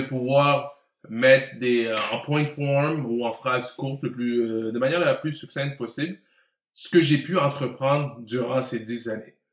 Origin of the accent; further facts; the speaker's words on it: Montreal, Quebec, Canada; j'ai grandi à Côte-des-Neiges, euh, fier représentant de CDN, et puis euh, c'est la maison.